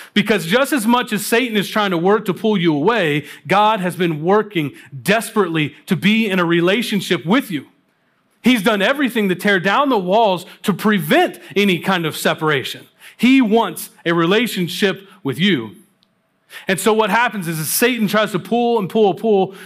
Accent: Kentucky, United States; moved away; I grew up in Kentucky

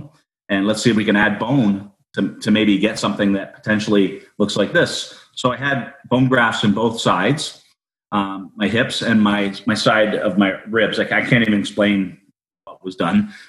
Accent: Niagara Falls, Ontario, Canada; I was born in Niagara Falls General Hospital

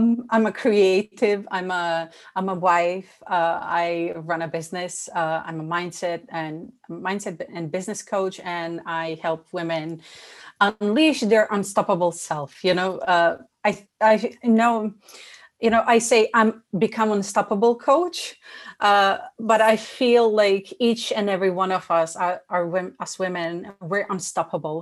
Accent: Bosnia & Herzegovina; moved away; I was born in Bosnia. We experienced war, so that influenced my childhood

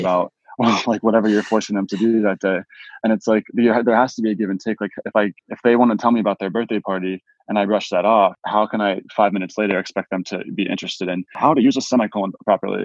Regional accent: Pittsburgh, Pennsylvania, United States; also born or lived in Erie, Pennsylvania; I grew up in Pittsburgh

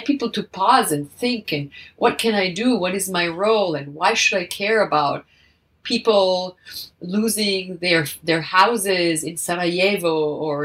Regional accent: Italy; now in United States; I'm originally from Italy

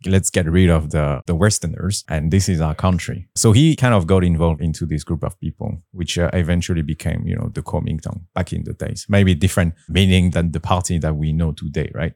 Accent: Paris, Île-de-France, France; moved away as an adult; now in Taipei, Taiwan; born and raised in Paris, My dad is from Taiwan, born in Taiwan, and my mom is French.

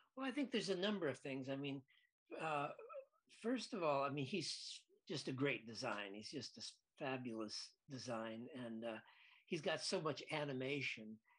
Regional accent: Lansing, Michigan, United States; I grew up in Lansing, Michigan

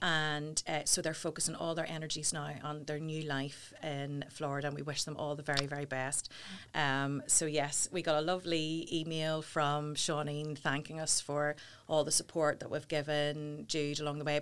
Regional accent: Portadown, Northern Ireland, United Kingdom; I'm from Porta Down

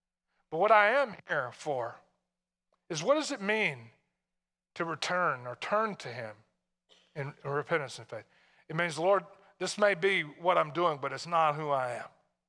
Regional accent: Tennessee, United States; Being from where I'm from, although my accent is mostly gone, but when I lived all my life in Tennessee, anywhere you'd go anywhere else, they'd turn around and look at you and say, where are you from?

